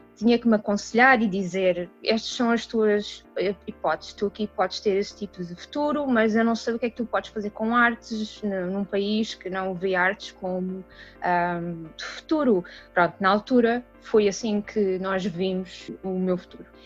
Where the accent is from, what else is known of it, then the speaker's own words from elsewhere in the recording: Portugal; moved away as an adult; also born or lived in Washington DC, United States; now in United States; sou portuguesa